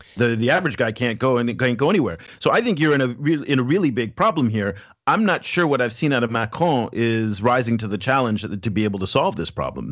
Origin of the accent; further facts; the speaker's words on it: France; now in Shanghai, China; I grew up in France, I've lived in France, and worked